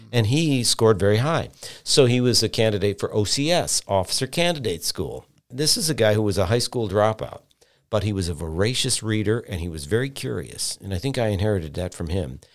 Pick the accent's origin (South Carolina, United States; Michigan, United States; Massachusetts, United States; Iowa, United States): Michigan, United States; Pontiac; I was born in Pontiac, Michigan